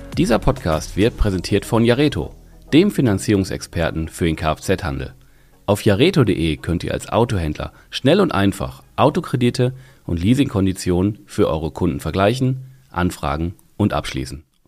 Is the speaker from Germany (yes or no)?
yes; Essen, North Rhine-Westphalia, Germany; für ein Essener Kind wie mich